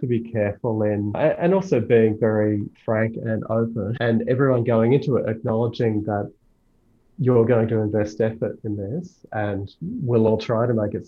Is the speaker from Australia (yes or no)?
yes; Australia; I'm only Australian, I know no other languages